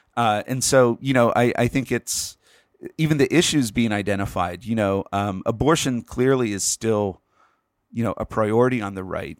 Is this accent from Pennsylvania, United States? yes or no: yes; Pennsylvania, United States; Pennsylvania, my home state.